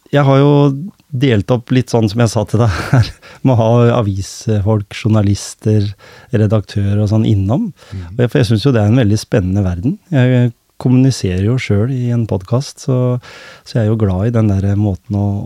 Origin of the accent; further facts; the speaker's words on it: Skien, Telemark, Norway; Jeg har vokst opp i, i Skien.